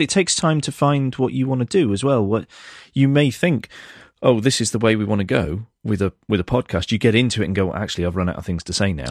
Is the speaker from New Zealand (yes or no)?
no; United Kingdom; I'm British